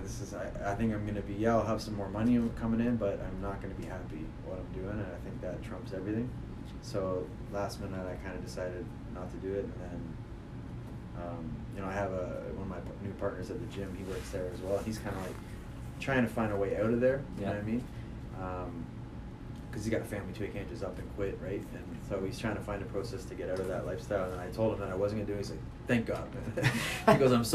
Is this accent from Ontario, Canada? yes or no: yes; Hamilton, Ontario, Canada; I'm from Hamilton